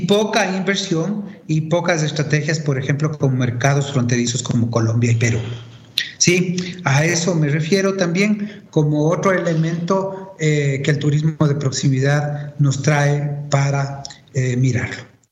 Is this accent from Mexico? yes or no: no; Ecuador